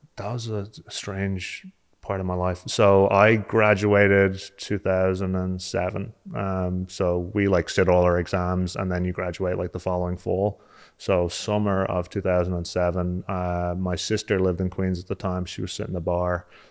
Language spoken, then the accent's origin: English; just south of Dublin, born in Dalgony, Leinster, Ireland; moved away; also born or lived in Limerick (parents) / New York, United States; I'm actually from just south of Dublin. Uh, I was born in Dalgony, which is, like, in the Wicklow Mountains